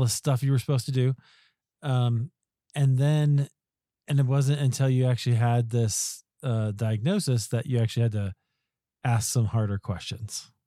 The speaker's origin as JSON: {"language": "English", "region": "Iowa", "country": "United States", "tie": "born or raised there", "moved": "yes", "lives_now": "Colorado, United States", "said": "I grew up in Iowa, so not far from there"}